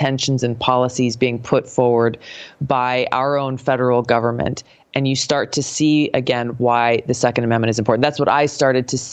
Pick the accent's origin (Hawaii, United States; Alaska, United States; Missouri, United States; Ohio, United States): Hawaii, United States; growing up in Hawaii